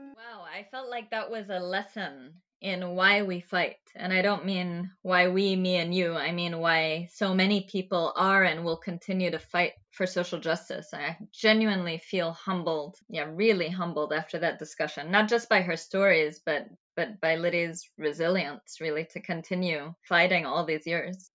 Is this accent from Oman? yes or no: yes; Oman; growing up in Oman, I had a very particular history taught to me